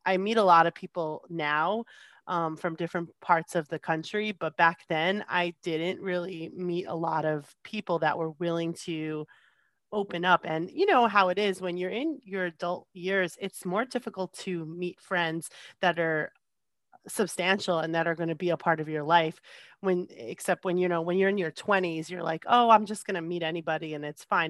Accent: New Jersey, United States; moved away as an adult; now in California, United States; I grew up in New Jersey most of my life

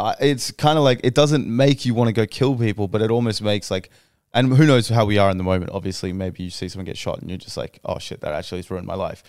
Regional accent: Australia; We're all from Australia

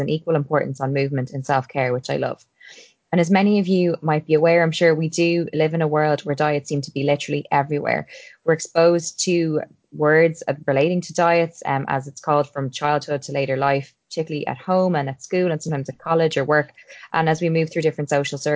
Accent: Ireland; I'm an Irish girl

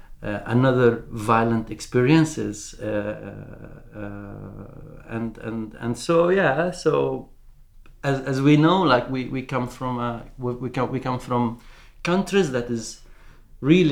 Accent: Palestine; now in Norway; I'm a Palestinian artist based

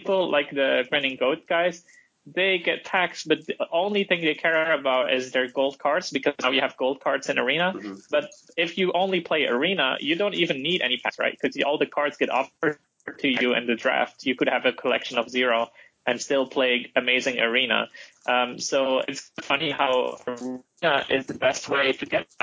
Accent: Flanders, Belgium; accent: Dutch; first language Dutch; English is a second language; also born or lived in China; the part of Belgium where I'm from is Flanders

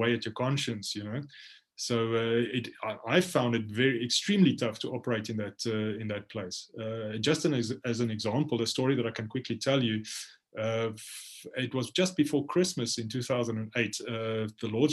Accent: South Africa; also born or lived in Khartoum, Sudan; my home country

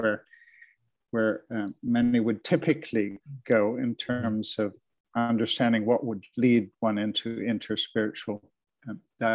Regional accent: Canada; now in Edinburgh, United Kingdom; I'm based in Edinburgh here with my wife. This is where we've reared our children. But I'm Canadian by birth. I began on your side of the Atlantic.

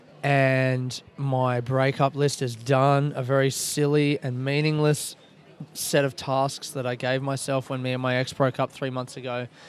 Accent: Australia; I'm from Australia.

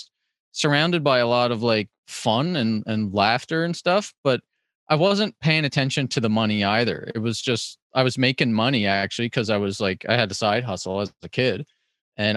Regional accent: Cape Breton, Nova Scotia, Canada; I as a Cape Bretoner

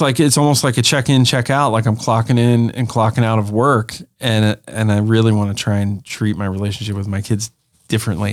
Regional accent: Pennsylvania, United States; we were very rural uh, growing up in Pennsylvania.

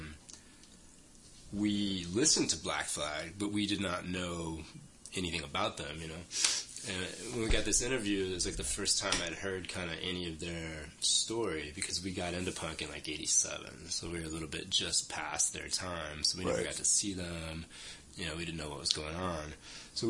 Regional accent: South Florida, United States; now in New York, United States; From South Florida. Okay. Yeah, from just a little bit north of Miami.

